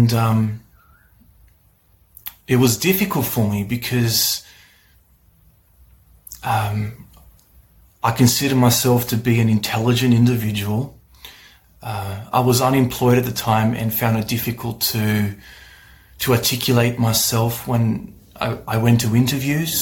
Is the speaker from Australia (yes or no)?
yes; Australia; I'm from Australia